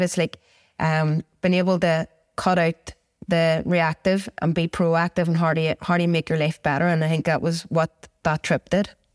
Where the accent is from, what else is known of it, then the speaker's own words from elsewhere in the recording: Belfast, Northern Ireland, United Kingdom; I came from Twinbrook, um, we lived close to the Falls Road, I live in West Belfast